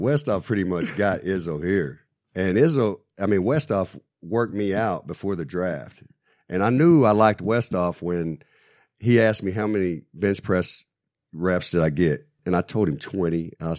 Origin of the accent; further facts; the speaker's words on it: Texas, United States; I'm from Texas, man.